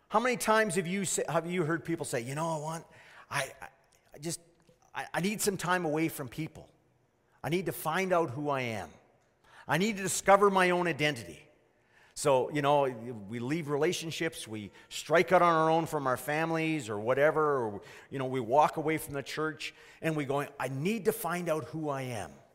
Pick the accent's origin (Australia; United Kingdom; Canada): Canada; I was born here, but my, my grandparents weren't of Canadian root.